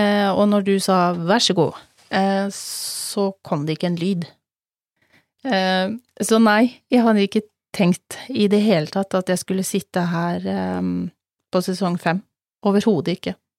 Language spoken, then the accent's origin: Norwegian; Telemark, Norway; moved away; Vi er begge fra Telemark, vi er godt vant med snø.